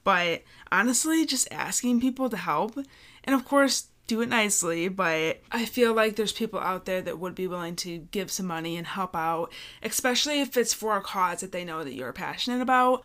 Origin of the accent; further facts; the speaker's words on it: Michigan, United States; We're from Michigan